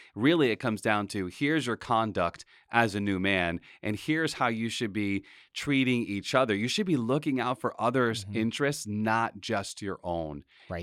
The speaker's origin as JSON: {"language": "English", "town": "Pawtucket", "region": "Rhode Island", "country": "United States", "tie": "born or raised there", "said": "we grew up in Pawtucket"}